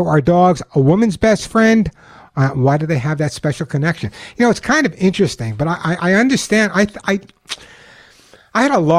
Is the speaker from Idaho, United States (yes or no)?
no; Long Island, New York, United States; now in Santa Monica, United States; but I grew up on Long Island, okay? And you never know by my accent.